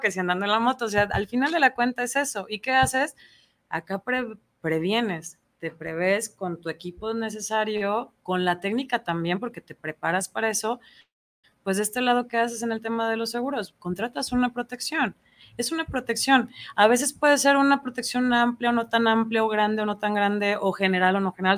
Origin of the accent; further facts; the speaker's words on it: Ayutla, Jalisco, Mexico; now in Guadalajara, Mexico; es una chava de Ayutla, Jalisco. Soy originaria